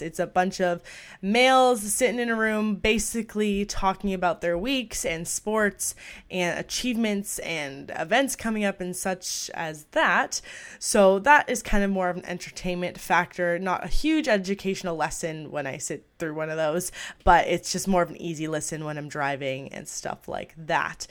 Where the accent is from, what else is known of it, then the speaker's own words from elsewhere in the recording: outside Toronto, Ontario, Canada; I was born and raised in Canada. I'm not gonna say the exact city, but I'm just a little bit outside of Toronto.